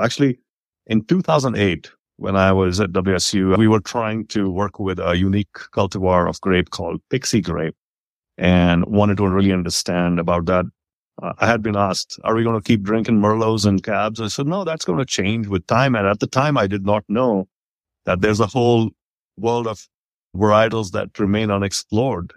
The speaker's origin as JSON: {"language": "English", "country": "India", "tie": "born or raised there", "moved": "yes", "lives_now": "Texas, United States", "said": "I grew up in India in those times"}